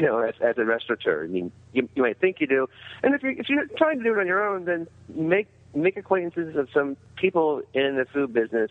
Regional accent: Canada; I really, really am Canadian

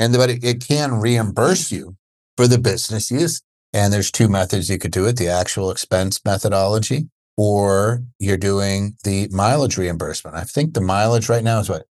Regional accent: Pennsylvania, United States; moved away; also born or lived in Seattle, Washington; I'm from P A myself

